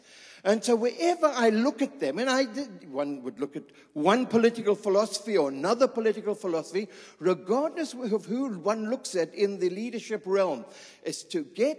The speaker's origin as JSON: {"language": "English", "region": "England", "country": "United Kingdom", "accent": "English", "moved": "as an adult", "lives_now": "Israel", "said": "I hope the students understand my English accent. You know, it's a kind of a different kind of accent."}